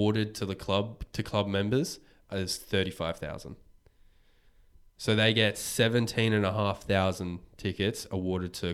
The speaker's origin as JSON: {"language": "English", "region": "Tasmania", "country": "Australia", "tie": "born or raised there", "moved": "yes", "said": "I was born in Tasmania"}